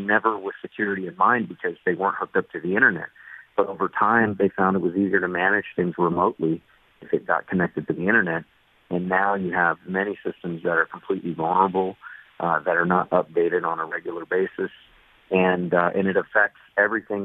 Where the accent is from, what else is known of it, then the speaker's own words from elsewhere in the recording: Southern California, United States; moved away as an adult; now in West Virginia, United States; my youth growing up in Southern California